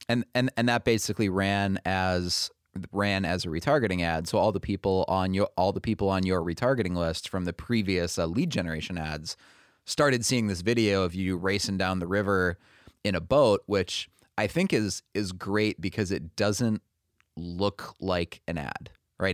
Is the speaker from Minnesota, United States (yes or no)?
yes; Minnesota, United States; moved away as an adult; I was born and raised in Minnesota